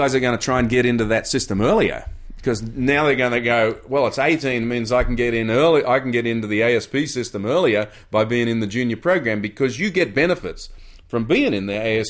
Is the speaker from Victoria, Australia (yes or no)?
no; Kirra, Queensland, Australia; I came from Superbank, Kira, small wave upbringing, 4 to 6 feet, and yet I went to Hawaii.